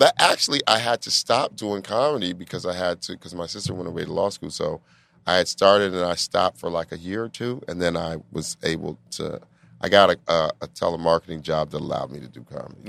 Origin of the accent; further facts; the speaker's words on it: Denver, Colorado, United States; moved away as an adult; also born or lived in New York; I'm from Denver.